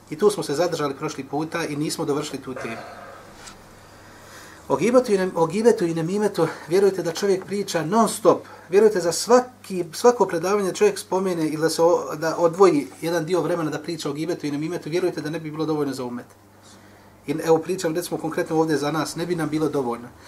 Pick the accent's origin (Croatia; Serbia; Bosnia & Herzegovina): Bosnia & Herzegovina; kod nas u Bosni